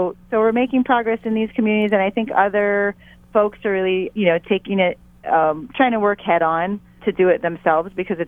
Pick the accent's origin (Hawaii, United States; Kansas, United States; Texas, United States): Hawaii, United States; as a Hawaiian